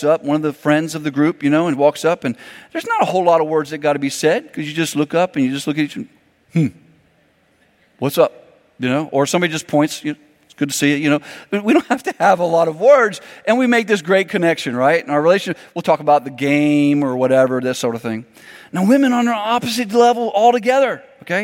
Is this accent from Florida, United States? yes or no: yes; Miami, Florida, United States; I grew up in Miami, Florida